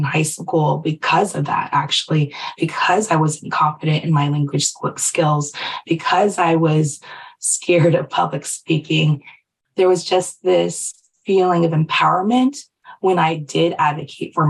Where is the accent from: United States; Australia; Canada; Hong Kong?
United States; Silicon Valley, California; I was raised in Silicon Valley